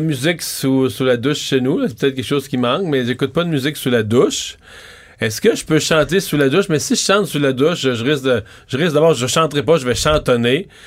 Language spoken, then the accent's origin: French; Montreal, Quebec, Canada; on est Montréalais